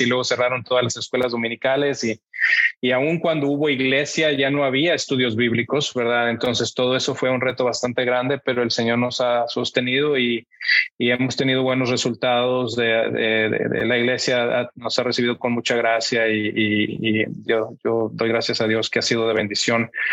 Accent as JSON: {"language": "Spanish", "town": "Monterrey", "region": "Nuevo León", "country": "Mexico", "tie": "born or raised there", "moved": "as an adult", "lives_now": "United States", "said": "yo soy mexicano, eh, crecí en Monterrey, mi familia es de Monterrey, Así es que ahí pasé toda mi infancia hasta la universidad"}